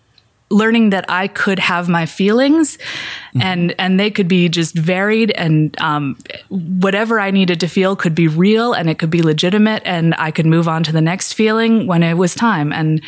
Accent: Pennsylvania, United States; I grew up in small town Pennsylvania in a series of small towns.

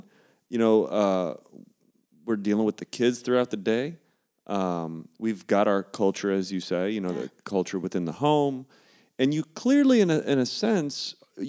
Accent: Ohio, United States; Like, I don't really think of myself as culturally Ohio, even though I grew up in Ohio.

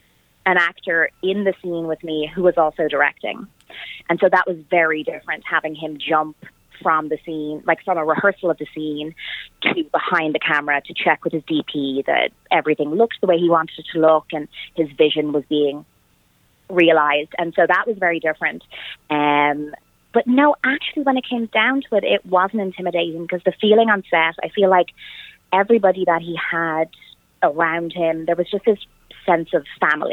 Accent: Ireland; And I am Irish and the character was Irish

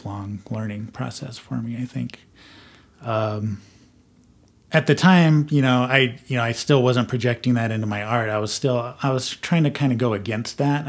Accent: Southwest, United States; growing up in the Southwest

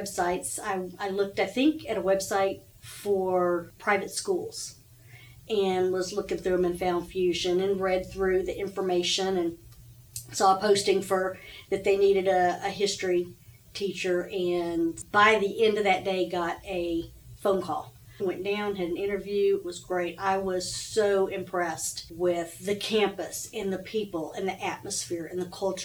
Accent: Houston, Texas, United States; also born or lived in Fort Bend County, Texas / Conroe, Texas / Huntsville, Texas; I actually was born and raised in Houston and in South Houston

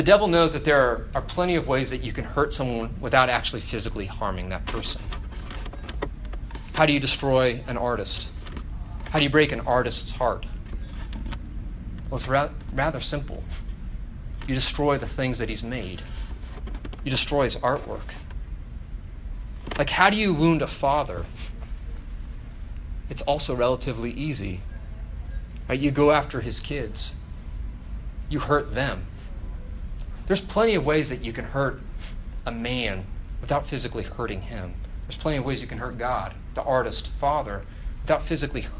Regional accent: Northern Virginia, United States; also born or lived in Oakville, Ontario, Canada; I was born just outside of Toronto in a town called Oakville, though I grew up in Northern Virginia.

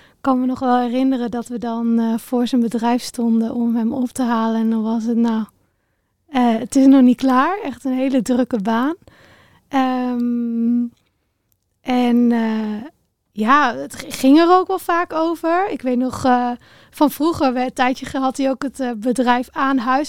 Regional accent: Raalte, Overijssel, Netherlands; ik ben opgegroeid in Raalte. Dat is een eh, dorpje in Overijssel tussen Deventer en Zwolle in.

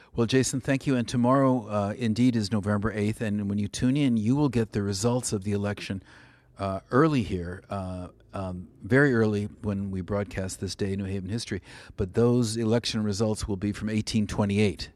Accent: California, United States; also born or lived in New England; now in New Haven, United States; I'm from California

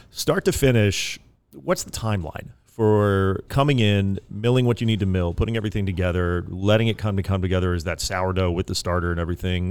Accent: East Coast, United States; now in California, United States; I'm from the East Coast originally, you know, the land of pies, New York City

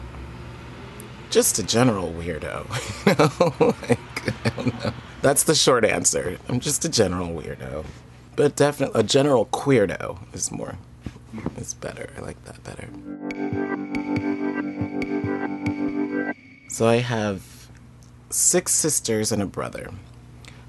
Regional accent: Denver, Colorado, United States; moved away as an adult; now in Seattle, United States; I grew up in Denver, Colorado, in Capitol Hill in Denver

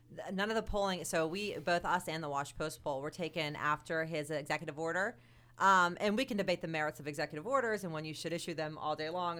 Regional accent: United States; as an American, as somebody who cares deeply about this country

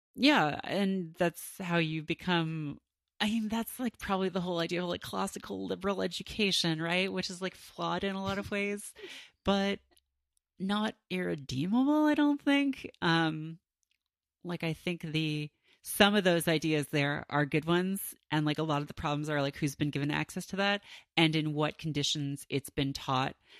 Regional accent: Canada; growing up in Canada

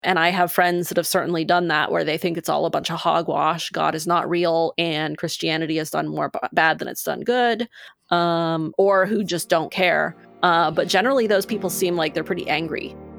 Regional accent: Maine, United States; I grew up in Maine

